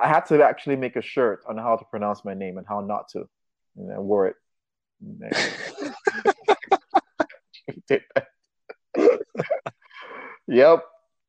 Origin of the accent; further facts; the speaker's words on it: Nigeria; I'm from Africa, I'm from Nigeria, half Nigerian. I'm gonna give her a name from where I'm from, like the village where my father grew up